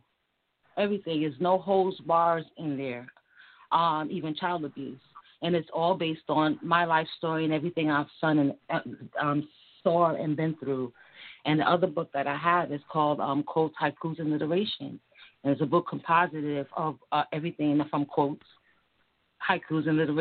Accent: New York, United States; moved away as an adult; now in Charlotte, United States; I grew up in New York

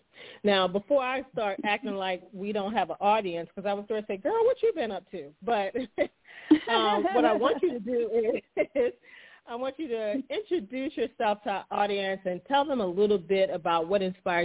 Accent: Maryland, United States; we're from the East Coast, we're from Maryland

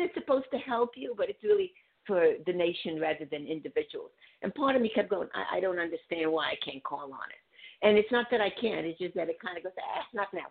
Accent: Budapest, Hungary; moved away; I'm from Budapest

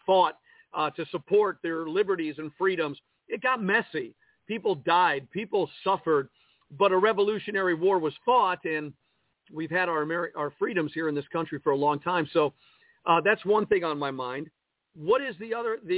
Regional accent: United States; As an American citizen

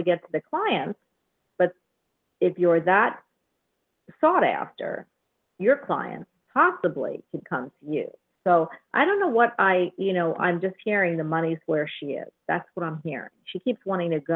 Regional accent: Havertown, Pennsylvania, United States; I'm from Havertown and around the area

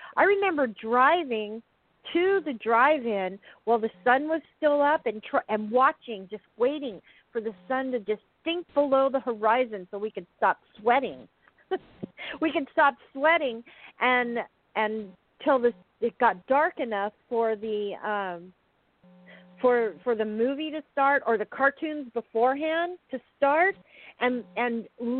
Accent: Southwest, United States; I grew up in the Southwest where it's 100 and whatever in May all through till October.

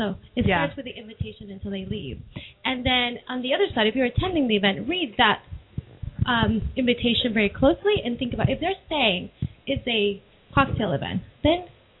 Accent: New York City, New York, United States; now in Seattle, United States; I'm from New York City

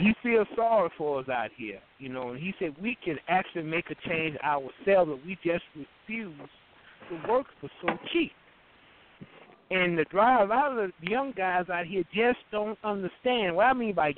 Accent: New Orleans, Louisiana, United States; I was born and raised in New Orleans

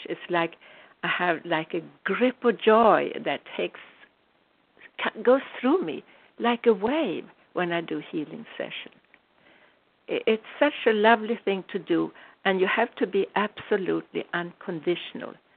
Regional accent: United States; I'm American, I'm a very proud American citizen

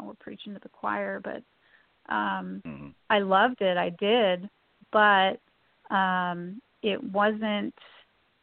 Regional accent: Redlands, California, United States; I was born in Redlands. I grew up in Redlands.

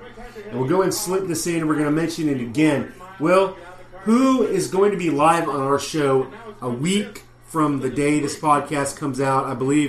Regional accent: the South, United States; we're from the South

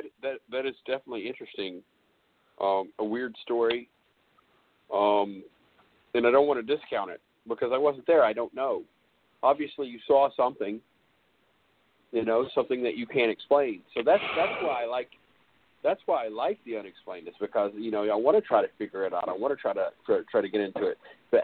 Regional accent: California, United States; born there; I was born in California and she was here in Arkansas.

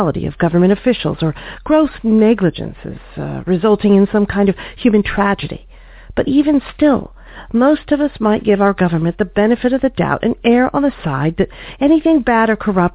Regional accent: United States; As American consumers

